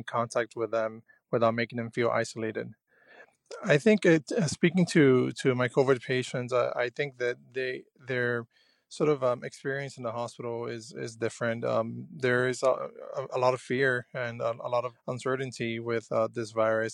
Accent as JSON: {"language": "English", "town": "Miami", "region": "Florida", "country": "United States", "tie": "born or raised there", "also_born_or_lived": "Cuba", "moved": "yes", "lives_now": "New York, United States", "said": "I was born in Cuba. I was raised in Miami, Florida"}